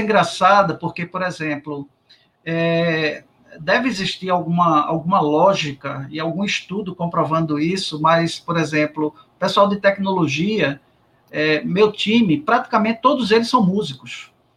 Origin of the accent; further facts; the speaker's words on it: Recife, Pernambuco, Brazil; eu saí do Exército e voltei para o Recife